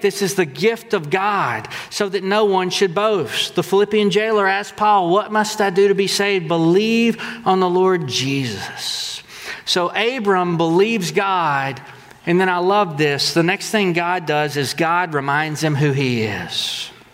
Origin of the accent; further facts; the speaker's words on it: Texas, United States; We're from Texas